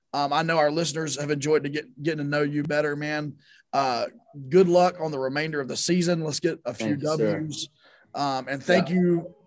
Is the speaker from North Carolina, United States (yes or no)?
yes; Durham, North Carolina, United States; We're all from Durham.